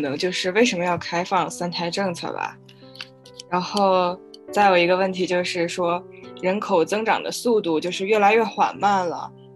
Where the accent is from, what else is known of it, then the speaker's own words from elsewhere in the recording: Beijing, China; 因为我现在住在北京，然后我也从嗯。小就是在北京长大，对这儿比较了解